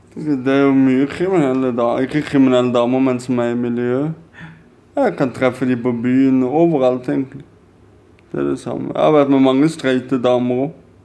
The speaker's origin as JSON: {"language": "Norwegian", "town": "Kristiansand", "region": "Agder", "country": "Norway", "said": "Vi er fra Kristiansand"}